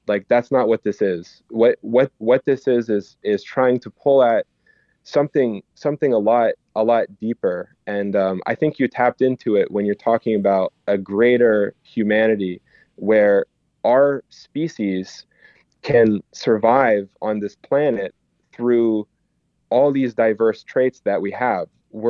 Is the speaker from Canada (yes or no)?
yes; Canada; it's about a American tradition that I like grew up with as growing up in Canada